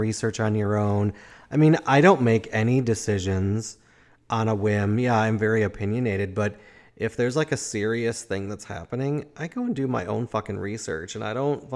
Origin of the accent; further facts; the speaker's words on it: Chicago, Illinois, United States; moved away; also born or lived in Madison; I grew up in Chicago